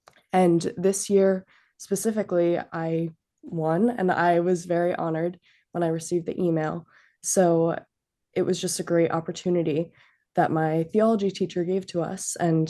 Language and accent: English; Bethlehem, Pennsylvania, United States; I'm from Bethlehem, Pennsylvania.